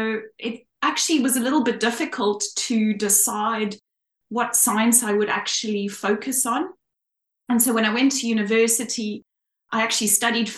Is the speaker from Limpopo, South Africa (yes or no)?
no; Cape Town, Western Cape, South Africa; moved away as an adult; now in Australia; I'm from Cape Town, South Africa. Well, I'm actually from the northern suburbs in Cape Town.